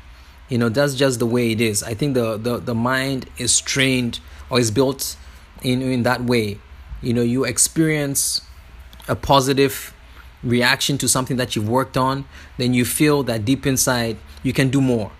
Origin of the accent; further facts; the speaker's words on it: Ghana; moved away; also born or lived in California; I'm from Ghana